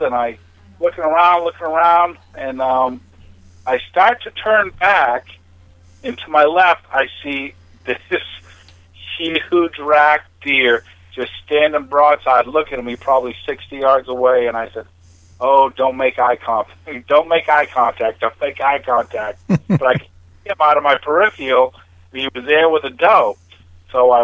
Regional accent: New Hampshire, United States; moved away as an adult; now in San Diego, United States; originally from New Hampshire, but I went in the Navy and retired out of the Navy you know, 26 years

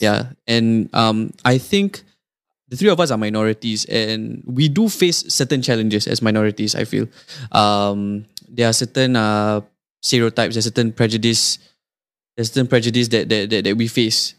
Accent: Singapore; I would introduce as Singaporean

